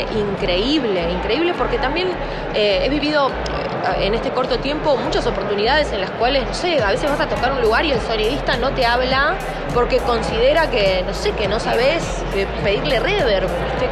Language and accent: Spanish; Zapala, Neuquén, Argentina; yo soy de Zapala, Neuquén